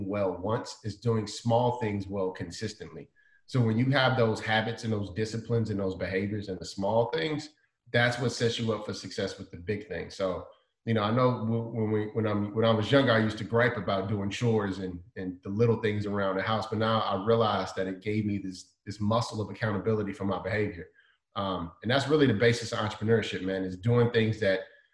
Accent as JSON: {"language": "English", "town": "Chicago", "region": "Illinois", "country": "United States", "tie": "born or raised there", "said": "I didn't like the cold weather growing up in Chicago"}